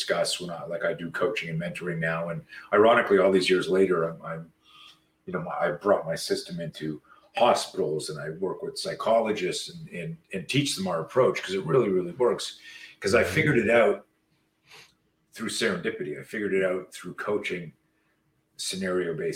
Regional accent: Canada; I grew up in Canada

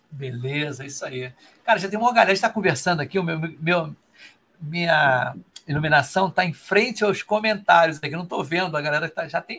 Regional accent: Rio de Janeiro, Brazil; eu sou do Rio aqui, né? Aqui o Rio é um calor danado.

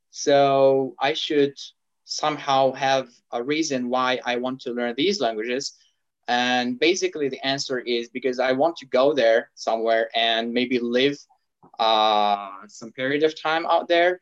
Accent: Algeria; English is a second language; now in Turkey; from Algeria, and I'm saying hi to you from Turkey

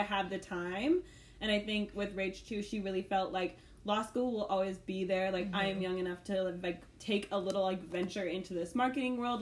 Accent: St. Louis, Missouri, United States; moved away as an adult; also born or lived in Ireland; now in Kansas City, United States; I'm from St. Louis, Missouri, and I spent like my whole life there up until college

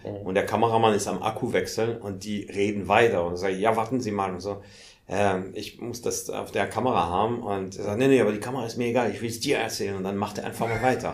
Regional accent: Paris, Île-de-France, France; German is a second language; also born or lived in Hamburg; now in Germany; ich bin in Paris geboren und komme tatsächlich aus Paris

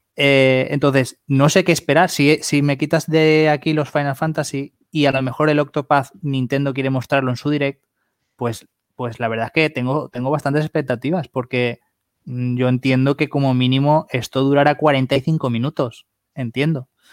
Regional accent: Spain; somos de España

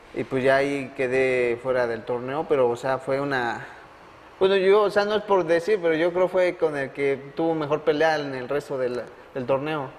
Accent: Mexico; como mexicanos

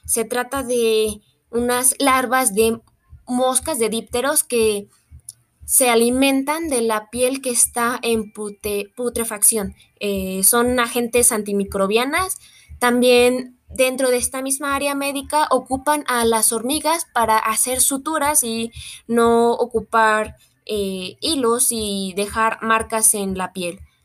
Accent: Mexico; como mexicanos somos un país muy entomofágico

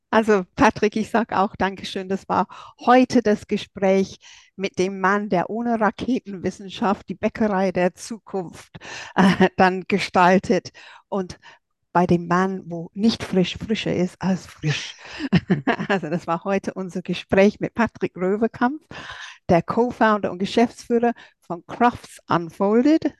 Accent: England, United Kingdom; German is a second language; now in Germany; für mich als Engländerin

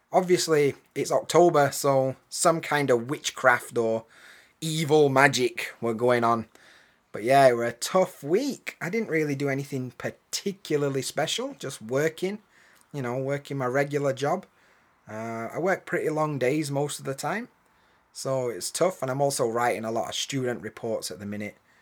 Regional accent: England, United Kingdom; now in Japan; as an English bloke

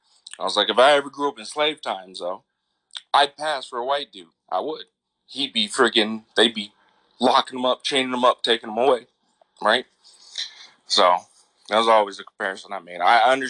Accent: Atlanta, Georgia, United States; now in Canada; I was around my black family a lot growing up when I was young, because we grew up in Atlanta. It was all black family all the time, right?

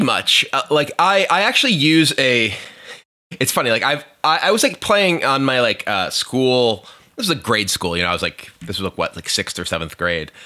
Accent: Hampstead, New Hampshire, United States; I grew up in a small town called Hampstead, New Hampshire.

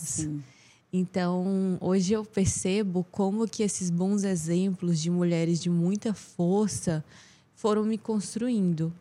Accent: Teresina, Piauí, Brazil; eu cresci aqui em Teresina

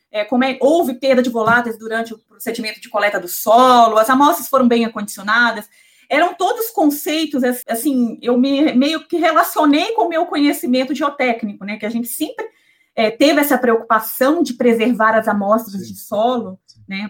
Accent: João Monlevade, Minas Gerais, Brazil; moved away as an adult; also born or lived in Ouro Preto / Viçosa / Belo Horizonte; now in São Paulo, Brazil; eu sou mineira, nasci e fui criada em João Molevade, uma cidade pequena

